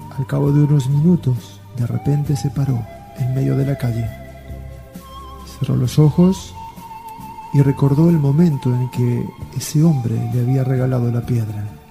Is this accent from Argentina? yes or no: yes; Argentina; moved away; also born or lived in Spain; Nací en Argentina, pero no soy argentino